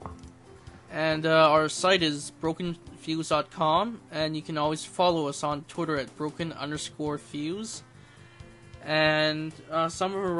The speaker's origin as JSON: {"language": "English", "town": "Toronto", "region": "Ontario", "country": "Canada", "tie": "born or raised there", "said": "that's my hometown"}